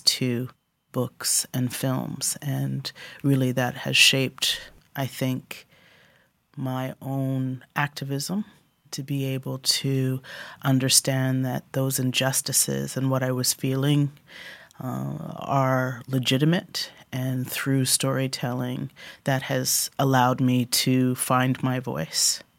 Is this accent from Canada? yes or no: yes; Canada; I grew up as a Canadian black kid in my biological white British family